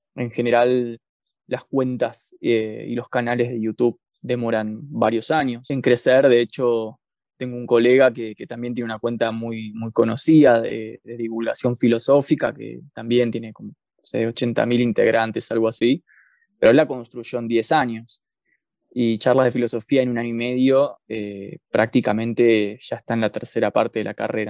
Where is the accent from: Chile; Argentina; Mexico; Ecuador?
Argentina; Buenos Aires; moved away as an adult; now in Bariloche, Argentina; yo soy de Capital Federal, de la provincia de Buenos Aires, pero vivo en la ciudad de Bariloche hace ya casi cuatro años.